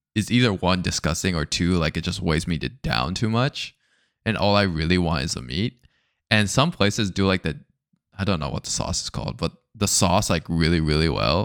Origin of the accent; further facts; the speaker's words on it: United States; I'm still American, right? Like, I'm, like, Japanese American